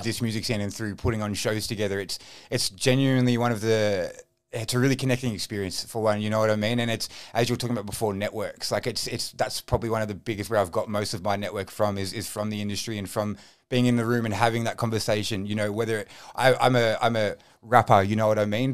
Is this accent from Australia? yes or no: yes; Frankston, Victoria, Australia; I grew up in the Southeast. I'm a Frankston boy